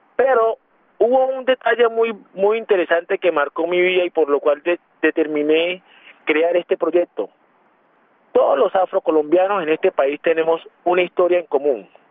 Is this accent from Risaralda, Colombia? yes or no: no; Quibdó, Chocó, Colombia; moved away as an adult; now in Bogotá, Colombia; yo soy eh, de Quindó